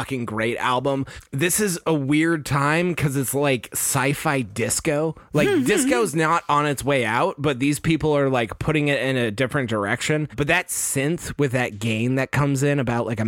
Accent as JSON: {"language": "English", "region": "Texas", "country": "United States", "said": "Here in Texas, we don't have a lot of basements"}